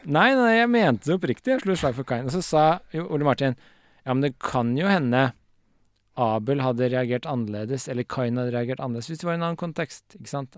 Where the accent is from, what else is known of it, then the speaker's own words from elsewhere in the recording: Årnes, Akershus, Norway; also born or lived in Vormsund; Jeg vokste opp i Vormsund og på Årnes